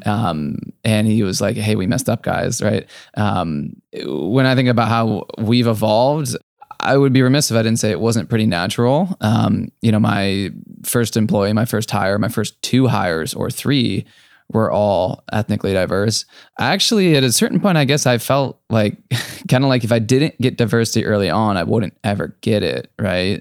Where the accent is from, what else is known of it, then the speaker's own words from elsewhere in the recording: Akron, Ohio, United States; moved away; also born or lived in San Francisco; I grew up in Akron, Ohio